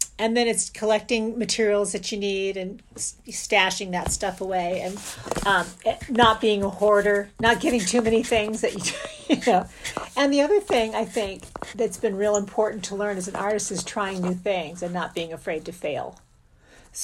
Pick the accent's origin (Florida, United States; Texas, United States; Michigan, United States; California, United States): Florida, United States; St. Petersburg; I grew up in St. Petersburg, Florida